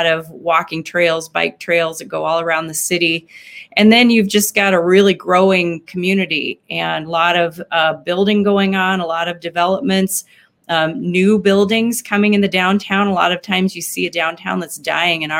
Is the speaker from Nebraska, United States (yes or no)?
yes; Nebraska, United States; now in Sioux Falls, United States; I'm a Midwestern kid. I grew up in Nebraska